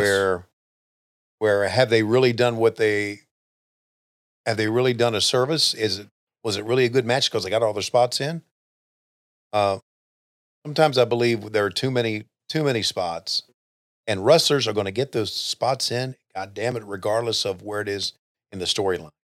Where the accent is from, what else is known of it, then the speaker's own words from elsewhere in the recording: Western Virginia, United States; I grew up in Virginia, and West Virginia realistically was not too far away 'cause I lived in Western Virginia